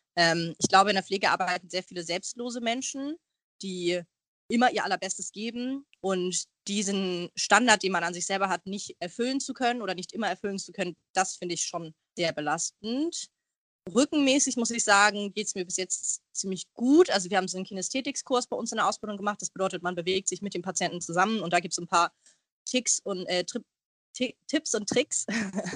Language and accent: German; Hamburg, Germany; ich bin Hamburgerin, ich wohne sehr, sehr gerne in Hamburg